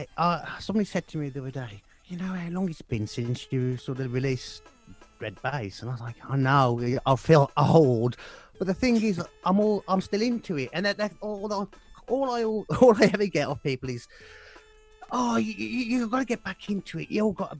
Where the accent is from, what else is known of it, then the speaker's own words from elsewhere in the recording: West Midlands, United Kingdom; accent: Black Country; My black country accent.